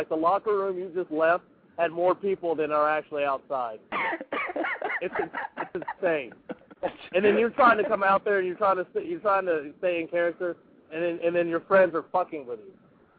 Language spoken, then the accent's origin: English; South Carolina, United States; I grew up on pretty much, as I'm from South Carolina, so I grew up on NWA and WWF.